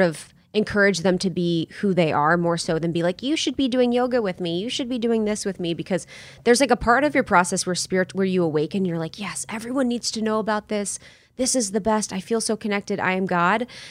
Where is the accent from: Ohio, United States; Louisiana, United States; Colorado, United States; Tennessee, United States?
Ohio, United States; moved away; also born or lived in New York; I'm from Ohio, small town, small town in Ohio